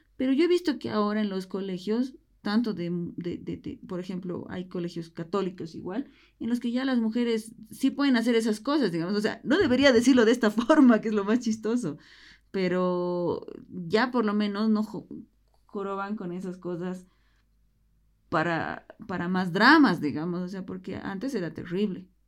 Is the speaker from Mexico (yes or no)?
no; Bolivia; como bolivianos no nos gusta la migración